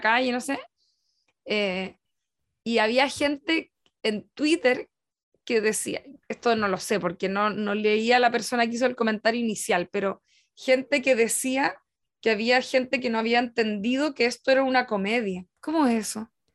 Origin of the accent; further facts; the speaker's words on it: Chile; estamos haciendo una lectura como desde Chile